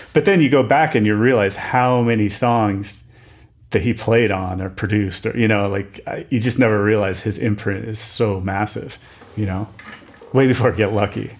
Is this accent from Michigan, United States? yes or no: no; Wilkes-Barre, Pennsylvania, United States; moved away; I grew up in Pennsylvania.